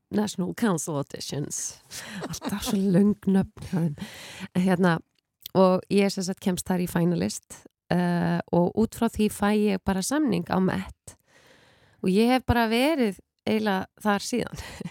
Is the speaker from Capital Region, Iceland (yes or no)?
yes; Mosfellsbær, Capital Region, Iceland; Ég er úr um Mósilsbænum, en reyndar Mósilsveitinni